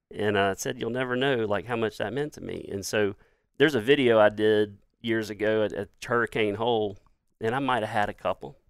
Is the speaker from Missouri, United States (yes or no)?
no; Laurel, Mississippi, United States; I'm an Irishman born in Jones County.